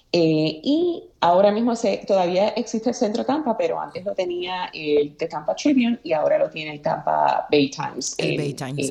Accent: Aguada, Puerto Rico; moved away as an adult; also born or lived in San Juan, Puerto Rico; yo soy originaria de Aguada, Puerto Rico. Eh, nacida y criada en el barrio Guayabo, sector casualidad de Aguada.

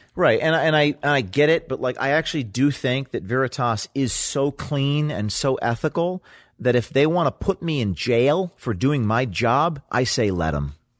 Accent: Hudson Valley, New York, United States; also born or lived in Bergen County, New Jersey; I'm from the, the, the, the Hudson Valley

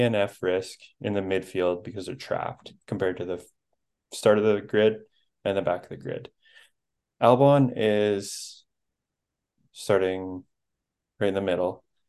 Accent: Canada; I'm Canadian

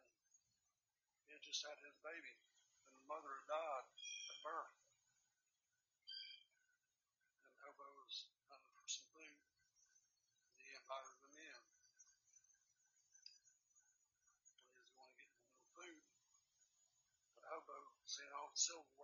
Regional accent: Kingsport, Tennessee, United States; my hometown, Kingsport

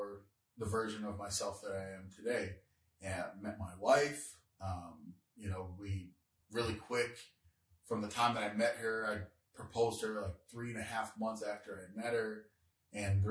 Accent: Devils Lake, North Dakota, United States; moved away as an adult; also born or lived in Minnesota; We grew up in Devil's Lake, North Dakota

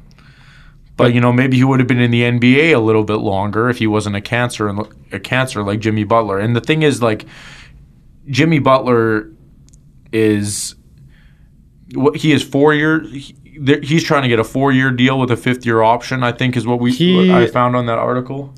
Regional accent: Winnipeg, Manitoba, Canada; when I was growing up in Winnipeg, there was no Winnipeg Jets to like

